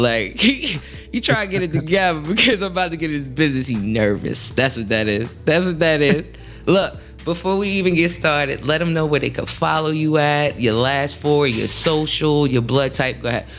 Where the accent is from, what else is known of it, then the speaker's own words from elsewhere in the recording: Atlanta, Georgia, United States; also born or lived in Carolinas; Like, I'm from Atlanta, but then I moved to the Carolinas and I caught on to the country.